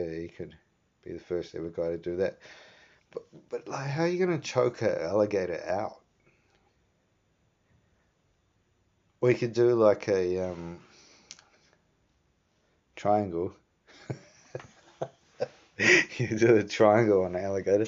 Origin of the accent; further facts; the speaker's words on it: New Zealand; growing up in New Zealand